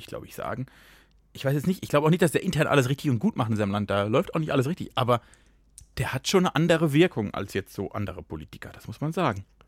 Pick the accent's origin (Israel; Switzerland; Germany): Germany; moved away; ich komme ja fast aus Frankreich